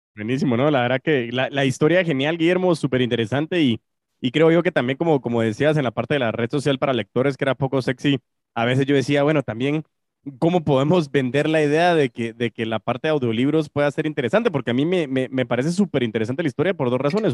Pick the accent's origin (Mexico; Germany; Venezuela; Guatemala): Guatemala; Chapín, como guatemalteco